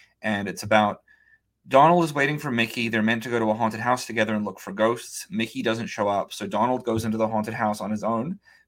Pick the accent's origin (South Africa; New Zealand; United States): New Zealand; New Zealand